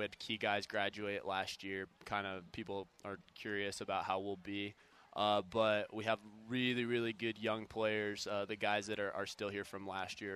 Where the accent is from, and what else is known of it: Las Vegas, Nevada, United States; born or raised there; moved away